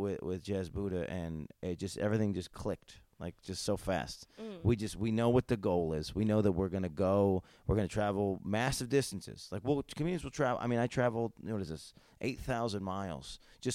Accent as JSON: {"language": "English", "country": "United States", "said": "As an American comedian"}